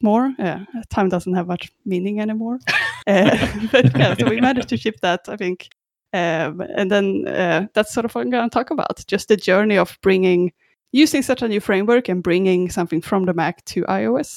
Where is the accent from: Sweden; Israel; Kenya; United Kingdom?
Sweden; also born or lived in Australia; now in Vancouver, Canada; I'm not actually from Canada, unfortunately. No, I'm from Sweden originally, and I actually lived in Australia a bit before this as well.